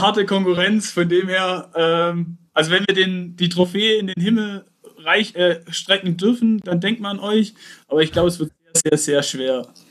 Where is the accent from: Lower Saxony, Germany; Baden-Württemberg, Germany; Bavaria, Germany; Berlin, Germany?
Baden-Württemberg, Germany; Aalen; ich komme aus Aalen, näher Stuttgart, auf der schönen Ostalb